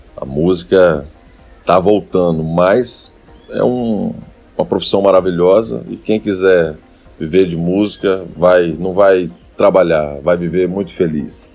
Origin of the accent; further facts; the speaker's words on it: Rio Bananal, Espírito Santo, Brazil; now in Linhares, Brazil; E em um determinado momento nos mudamos para Rio Baranal. Meu pai vendo um grande movimento de motos lá e levou a loja para Rio Baranal. E foi lá onde eu passei minha infância